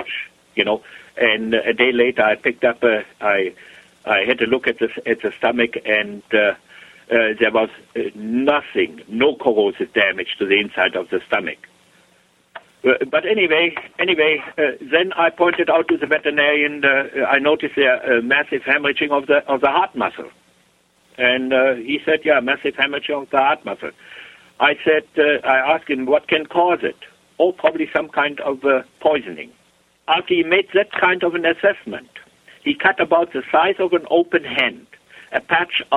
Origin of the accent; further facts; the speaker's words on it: Germany; moved away as an adult; now in Canada; I was born, I grew up over there in Germany.